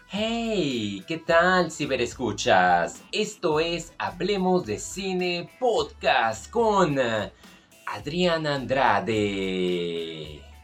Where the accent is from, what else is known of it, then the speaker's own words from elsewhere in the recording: Mexico; nosotros que somos de México